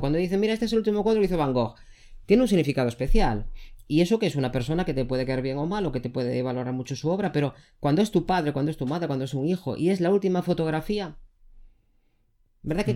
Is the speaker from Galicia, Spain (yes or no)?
yes; Galicia, Spain; yo soy gallego, en nuestra comunidad autónoma